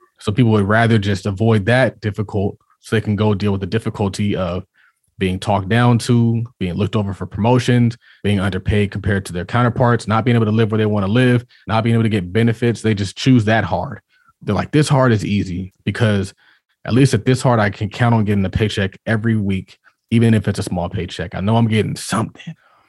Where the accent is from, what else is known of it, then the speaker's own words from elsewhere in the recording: Harlem, New York, United States; I'm from Harlem.